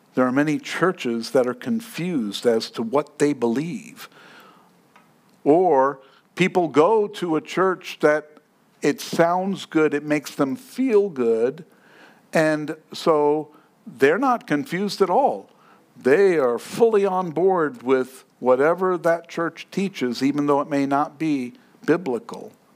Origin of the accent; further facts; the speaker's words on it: New York City, New York, United States; Now, I grew up in New York. And I took the subway at 4 o'clock in the morning at 14 years old.